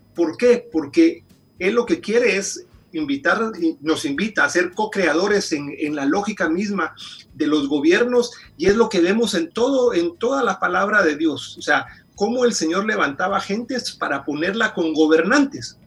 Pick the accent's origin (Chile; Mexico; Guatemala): Guatemala; moved away as an adult; now in Washington, D.C., United States; Yo originalmente soy de Guatemala, tengo 16 años de vivir aquí en, Washington, D.C.